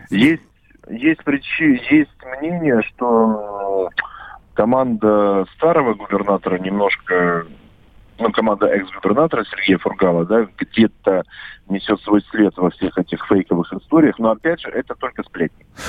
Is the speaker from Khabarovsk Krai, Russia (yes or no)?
yes; Khabarovsk, Khabarovsk Krai, Russia; я как хабаровчанин, Э, как человек, который не просто работает на радио «Комсомольская правда», но и живет в этом городе